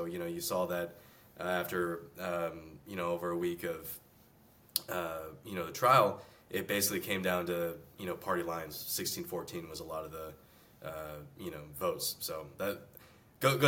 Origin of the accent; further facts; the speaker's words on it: Houston, Texas, United States; moved away as an adult; also born or lived in Virginia / New York City; now in Austin, United States; I grew up in Texas, born and raised Houston, Texas